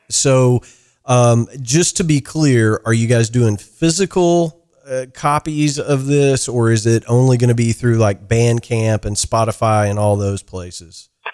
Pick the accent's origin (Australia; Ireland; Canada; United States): Ireland; I'm an Irish guy